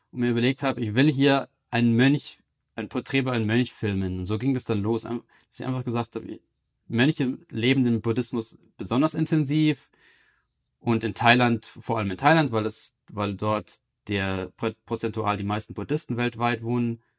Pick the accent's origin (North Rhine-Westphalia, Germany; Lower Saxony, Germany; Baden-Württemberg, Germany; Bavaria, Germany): Bavaria, Germany; Munich; born there; also born or lived in Amsterdam / London / Berlin; Ich bin in München geboren, 1986.